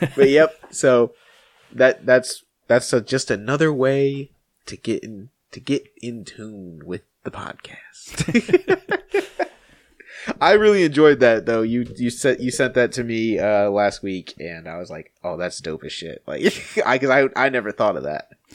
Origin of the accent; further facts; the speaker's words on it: North Carolina, United States; moved away as an adult; also born or lived in Bossier City, Louisiana; I grew up in North Carolina on the coast